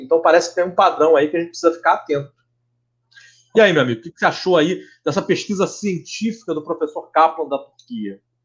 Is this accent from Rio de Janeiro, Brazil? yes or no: yes; Rio de Janeiro, Brazil; como bom carioca